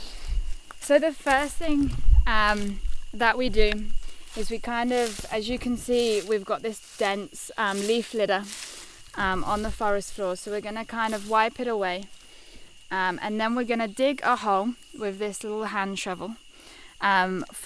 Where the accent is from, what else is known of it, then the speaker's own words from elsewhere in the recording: United Kingdom; moved away as an adult; now in Costa Rica; being British